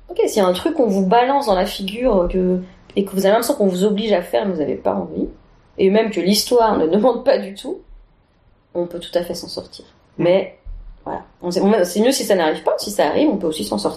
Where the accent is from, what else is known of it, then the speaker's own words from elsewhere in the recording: Annecy, Auvergne-Rhône-Alpes, France; now in Belgium; parce que je suis d'Annecy, je suis, au Savoyard à la base, donc j'ai, j'ai pas encore bien euh, acquis toutes leurs expressions.